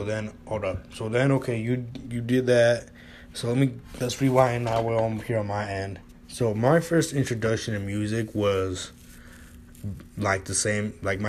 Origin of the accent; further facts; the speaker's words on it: West Coast, United States; because we're from the West Coast?